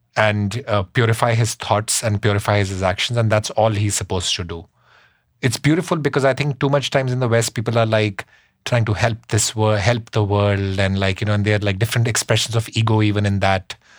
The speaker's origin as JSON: {"language": "English", "town": "Shimla", "region": "Himachal Pradesh", "country": "India", "tie": "born or raised there", "moved": "as an adult", "lives_now": "New York City, United States", "said": "i grew up up in the himalayas in shimla in india"}